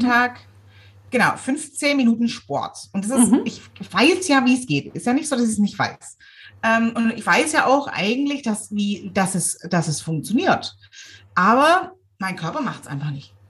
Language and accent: German; Swabia, Germany; ich bin ja selber Schwabe